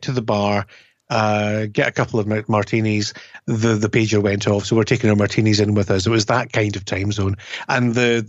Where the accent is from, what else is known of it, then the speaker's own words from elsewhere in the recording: United Kingdom; as a Brit